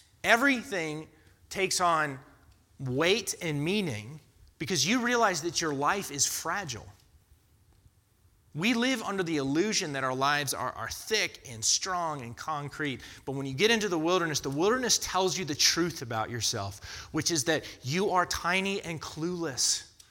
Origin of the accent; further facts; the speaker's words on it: Florida, United States; now in North Carolina, United States; I grew up in Florida to Floridians. And it's hot in Florida.